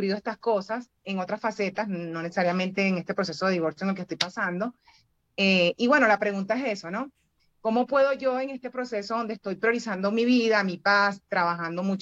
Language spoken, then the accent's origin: Spanish; Venezuela; now in Bogotá, Colombia; Venezolana, pero estoy en Bogotá.